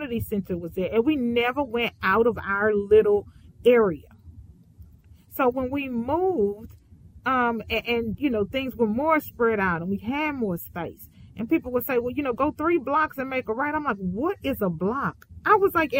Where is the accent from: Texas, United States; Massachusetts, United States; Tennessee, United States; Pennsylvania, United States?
Texas, United States; Houston; I grew up in Fifth Ward, Houston, Texas